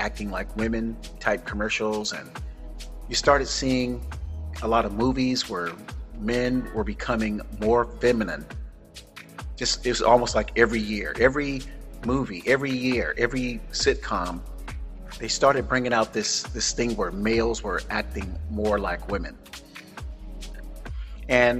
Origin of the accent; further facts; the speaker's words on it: Florida, United States; also born or lived in San Francisco; now in Northern California, United States; I was born and raised in Florida